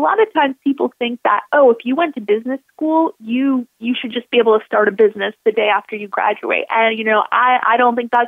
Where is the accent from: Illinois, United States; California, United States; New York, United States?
New York, United States; Buffalo; moved away; I'm originally from Buffalo, New York